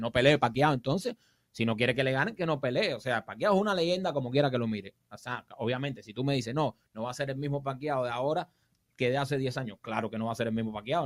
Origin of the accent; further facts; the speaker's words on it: Cuba; moved away; yo soy un cubano más